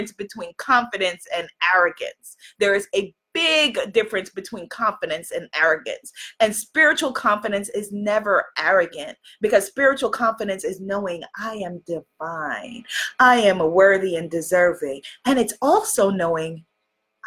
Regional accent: New York, United States; I'm from New York.

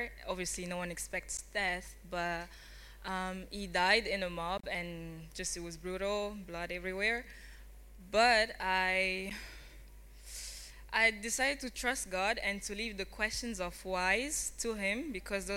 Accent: Kinshasa, DR Congo; moved away; also born or lived in Rome / Paris; I'm from Congo, Republic Democratic of the Congo, Kinshasa

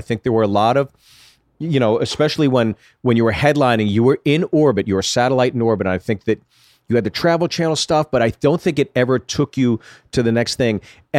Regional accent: Ohio, United States; Hey, I'm from Ohio.

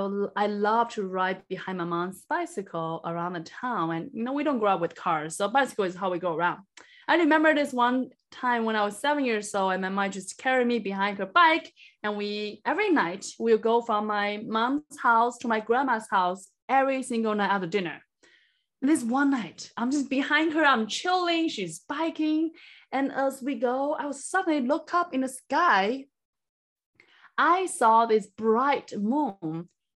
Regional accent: China; born or raised there; moved away as an adult; now in United States

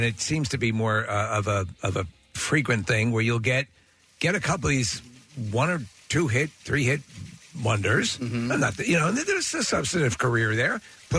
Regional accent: Long Island, New York, United States; growing up on Long Island … was one of those bands.

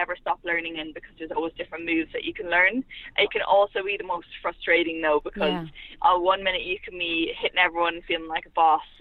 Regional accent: County Meath, Ireland; I'm from Meath originally

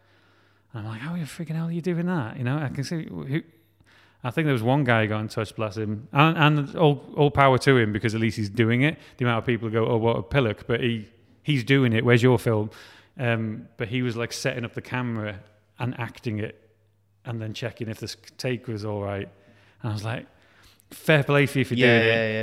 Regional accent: Wales, United Kingdom; we're talking with, like, Film Wales and I'm Welsh, and they're kind of like, no, you need to talk about you more because you're Welsh.

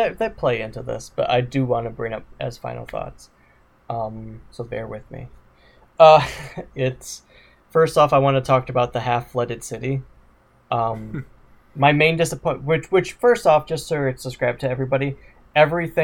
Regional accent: Wisconsin, United States; I'm from Wisconsin

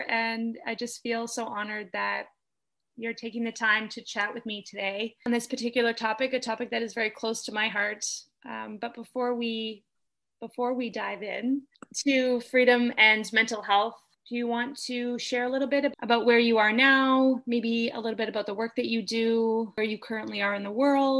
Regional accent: Kitchener, Ontario, Canada; we actually met, I think it was 14 years ago, at a bar in my hometown, our hometown, because you're from KW

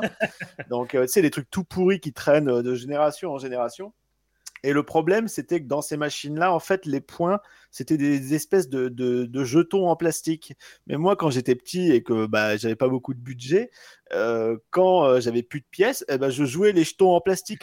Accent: Pas-de-Calais, Hauts-de-France, France; moved away; je viens du Pas-de-Calais à la base

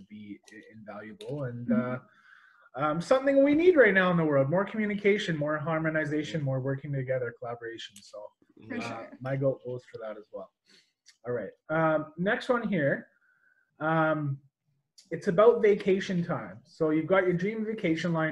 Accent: Banff, Alberta, Canada; I was born in Banff

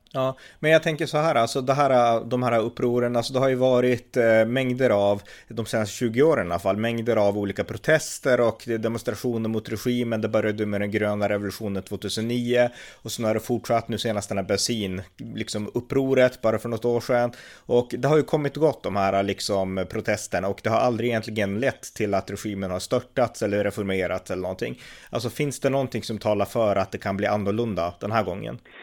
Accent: Sweden; vi vanliga svenskar

